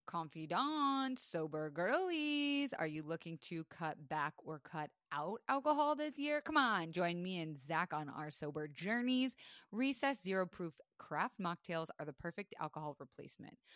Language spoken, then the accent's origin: English; Florida, United States; I was raised in Florida